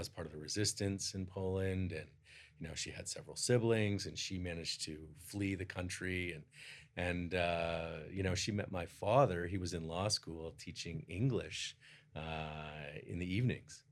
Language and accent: English; Toronto, Ontario, Canada; I grew up in Toronto